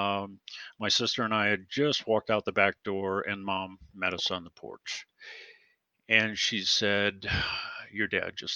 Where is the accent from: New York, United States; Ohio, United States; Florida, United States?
Ohio, United States; Lorain; I grew up with a family of five kids in Lorain, Ohio, just outside of Cleveland